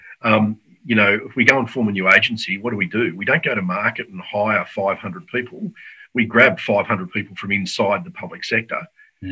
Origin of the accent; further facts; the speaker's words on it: South Australia, Australia; I'm from South Australia